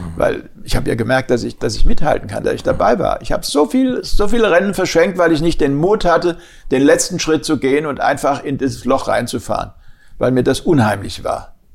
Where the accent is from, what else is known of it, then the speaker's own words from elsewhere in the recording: Germany; ich als Deutscher